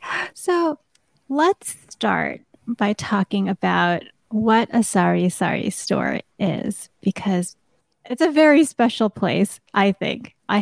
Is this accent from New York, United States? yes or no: yes; New York, United States; I grew up in New York, but I would spend summers in the Philippines like every 4 years.